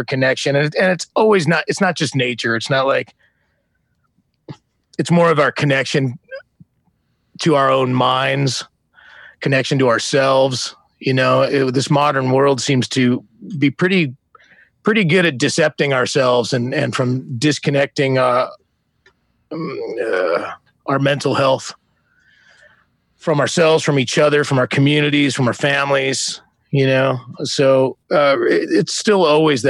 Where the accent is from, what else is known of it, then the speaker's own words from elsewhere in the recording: Bay Area, California, United States; moved away as an adult; growing up in the Bay Area